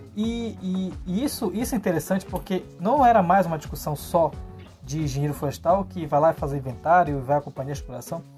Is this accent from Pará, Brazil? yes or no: yes; Portel, Pará, Brazil; no município de Portel, onde eu nasci. Né? Eu nasci no município de Portel